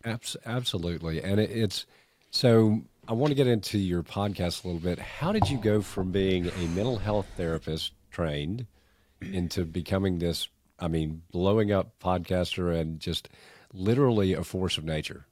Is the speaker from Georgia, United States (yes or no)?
yes; Augusta, Georgia, United States; accent: thick Canadian; also born or lived in Canada; when I moved to Augusta from Canada when I was four years old, I was a four-year-old kid who was painfully shy with a thick Canadian accent